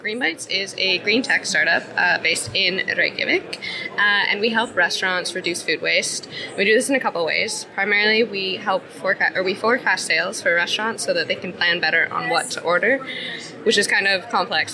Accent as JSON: {"language": "English", "country": "Canada", "moved": "as an adult", "lives_now": "Iceland", "said": "I'm originally from Canada, but I've lived in Iceland for five years"}